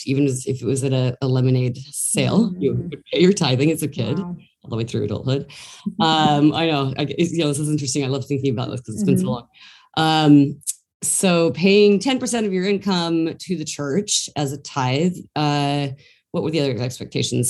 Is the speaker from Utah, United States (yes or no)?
yes; Salt Lake City, Utah, United States; now in New York City, United States; I was born and raised, grew up in Salt Lake City, Utah